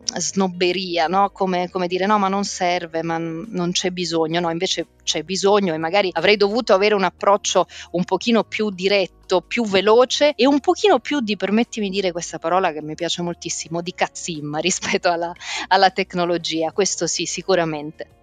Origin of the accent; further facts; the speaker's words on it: Milan, Lombardy, Italy; also born or lived in Rome; sono nata a Roma, ho fatto le scuole a Milano